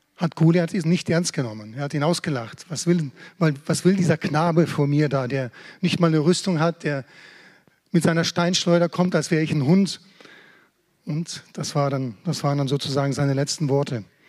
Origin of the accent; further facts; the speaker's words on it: Germany; als Deutsche